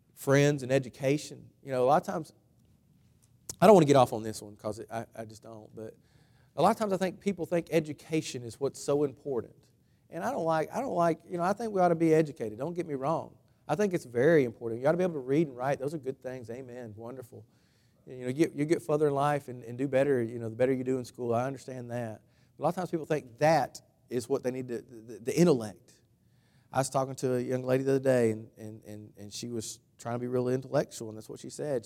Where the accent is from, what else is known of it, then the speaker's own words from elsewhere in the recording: United States; I'm, I'm American, patriotic